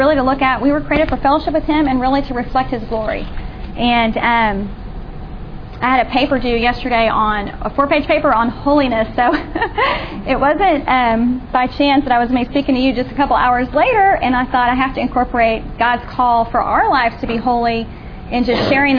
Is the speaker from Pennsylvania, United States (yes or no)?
no; Austin, Texas, United States; I grew up in the Austin area